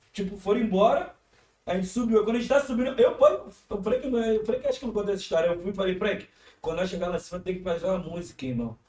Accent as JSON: {"language": "Portuguese", "region": "Rio de Janeiro", "country": "Brazil", "tie": "born or raised there", "also_born_or_lived": "Madureira", "said": "a minha infância, eu comecei no Complexo do Alemão. Tipo assim, eu, eu saí do Complexo com 15, eu acho, com, não, com 14"}